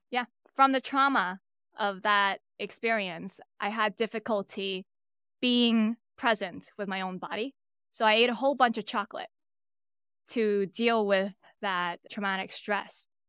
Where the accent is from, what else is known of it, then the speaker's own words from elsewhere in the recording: New York City, New York, United States; I'm born and raised in Brooklyn, New York.